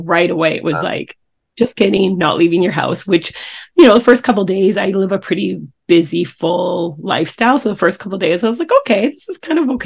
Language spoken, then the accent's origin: English; Coquitlam, British Columbia, Canada; I grew up in Coquitlam, British Columbia, Canada, which is a suburb of Vancouver